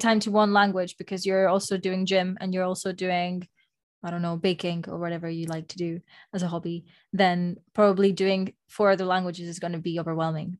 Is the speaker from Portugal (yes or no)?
no; Spain; first language Spanish; English is a second language; moved away; Moni and I, we have been fortunate enough to attend a French school when we were growing up in Spain. And so, well, first of all, our first language is Spanish